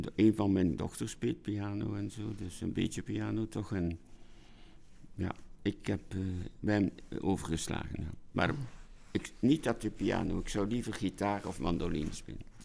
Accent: Ghent, Flanders, Belgium; ik ben een Gentenaar

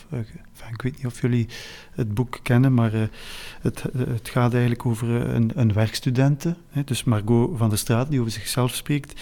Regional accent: Flanders, Belgium; wij als Vlaming

